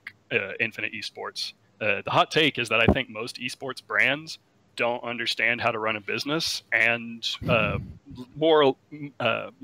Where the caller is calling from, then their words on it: Dallas, Texas, United States; I'm calling from the great state of Dallas, Texas